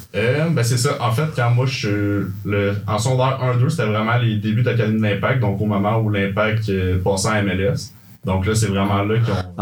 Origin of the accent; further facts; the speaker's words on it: Saint-Jean-sur-Richelieu, Quebec, Canada; moved away as an adult; now in Sherbrooke, Canada; je viens de Saint-Jean, j'ai fait mon cégep là-bas et tout